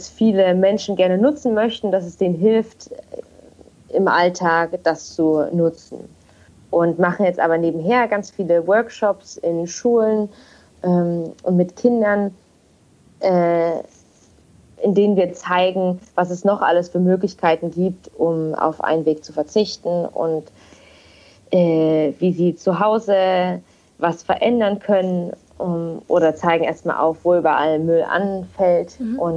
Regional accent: Leipzig, Saxony, Germany; moved away as an adult; now in Kiel, Germany; und ich wohne zurzeit in Kiel. Ich bin gebürtige Leipzigerin und bin fürs Studium damals vor vier Jahren hierher gezogen

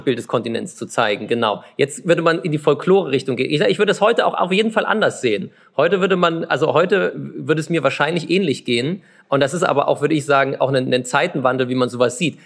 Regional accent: Chemnitz, Saxony, Germany; ich bin ja gebürtiger Karl-Marx-Städter

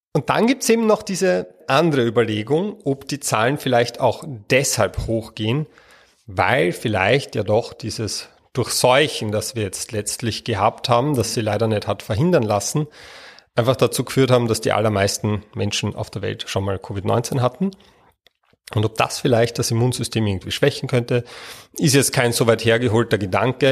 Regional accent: Austria; bei uns in Österreich

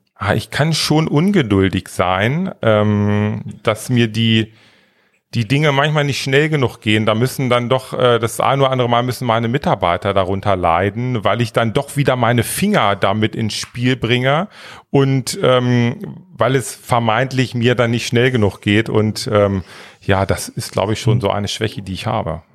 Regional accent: small village near Northeim, Lower Saxony, Germany; Also ich bin in einem ganz, ganz kleinen Dorf aufgewachsen. Das ist so 20 Kilometer nördlich von Nordheim, Wiershausen und 130 Einwohner

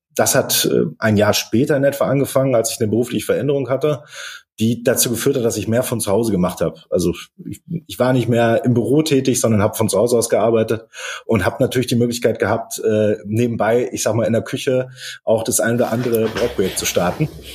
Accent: Dortmund, North Rhine-Westphalia, Germany; Ich komme aus Dortmund, äh, bin gebürtiger Dortmunder

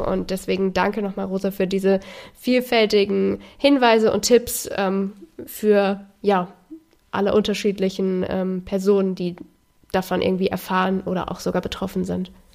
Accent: Germany; gerade als Deutsche

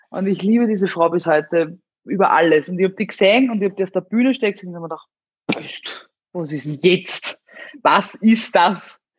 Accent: Amstetten, Lower Austria, Austria; Ich bin ja aus Amstetten, da gibt's äh, die Stadthalle und da es ein Restaurant drinnen und das haben damals meine Großeltern geführt

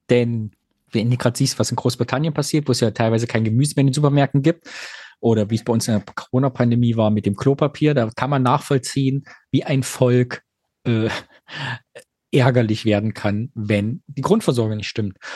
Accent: East Germany, Germany; Meine Jugend im Osten, wir hatten nichts außer Big Brother.

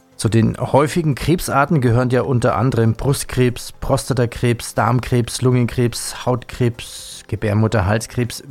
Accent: Swabia, Baden-Württemberg, Germany; als Schwabe

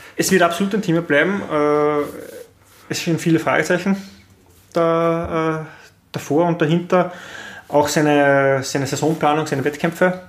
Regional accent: Linz, Upper Austria, Austria; wir haben in Österreich

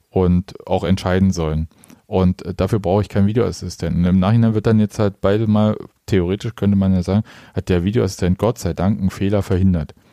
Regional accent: Stuttgart, Baden-Württemberg, Germany; Aber als Stuttgarter kann ich einfach irgendwie äh, einen Unionsspieler wegflexen

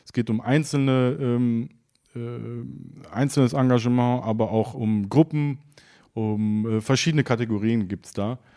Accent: Cologne, North Rhine-Westphalia, Germany; Gänsehaut als Mensch mit Migrationsgeschichte, der hier aufgewachsen ist, sich dann auch in dem Moment komplett als Kölner äh, zu fühlen und auch äh, ja, ein Teil davon zu sein.

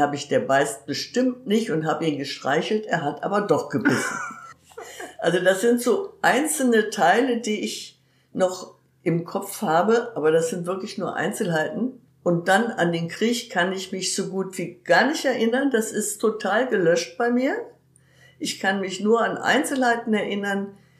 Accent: Herne, North Rhine-Westphalia, Germany; also born or lived in Mülheim; aufgewachsen bin ich im Grunde oder viele Jahre dann in Wanne-Eickel.

